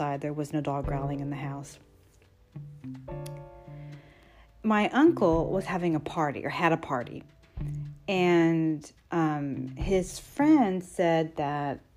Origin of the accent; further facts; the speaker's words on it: Texas, United States; I grew up in Texas